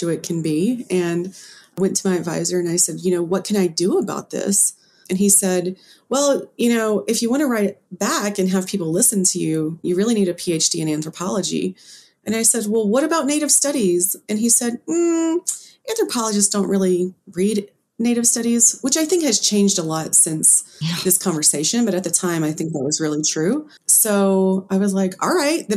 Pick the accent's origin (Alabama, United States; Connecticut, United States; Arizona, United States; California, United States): Alabama, United States; Poarch Creek community; I grew up in and around the Porch Creek community.